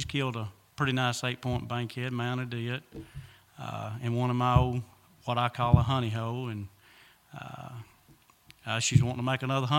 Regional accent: United States; Well, I was born here in Lawrence County and been here ever since.

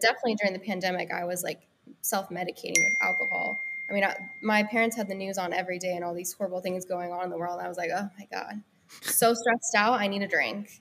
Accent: Denver, Colorado, United States; also born or lived in Los Angeles, United States; now in Nashville, United States; I'm originally from Denver, Colorado

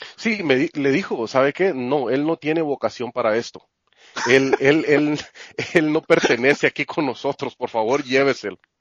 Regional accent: Santa Rosa, Guatemala; moved away as an adult; also born or lived in Guatemala City; now in United States; el pueblo se llama Santa Rosa, el departamento de Santa Rosa

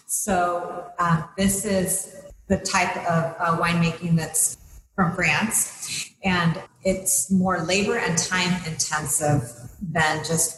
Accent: Napa, California, United States; also born or lived in St. Helena, California; Yeah, I'm a local girl. I was born in St. Helena and grew up in Napa.

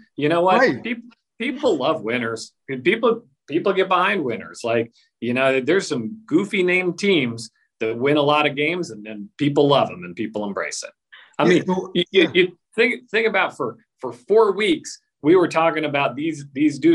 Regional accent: Kansas, United States; moved away; I grew up in Kansas

